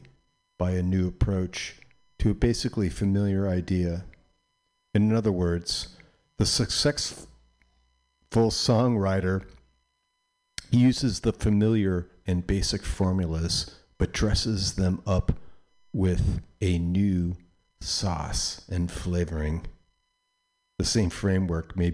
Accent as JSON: {"language": "English", "town": "Chicago", "region": "Illinois", "country": "United States", "tie": "born or raised there", "said": "I grew up in Chicago. I was like outside Chicago, but my grandparents, all my grand folks and my dad lived in Chicago, so I was like in Chicago a lot."}